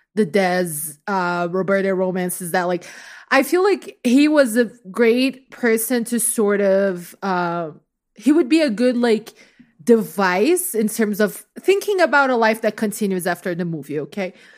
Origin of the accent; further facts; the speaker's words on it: Rio de Janeiro, Brazil; moved away; I grew up in Rio